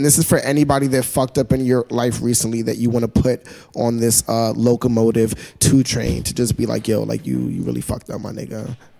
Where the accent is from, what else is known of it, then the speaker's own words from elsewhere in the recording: New York City, New York, United States; I'm from Brooklyn. I'm a Brooklyn boy.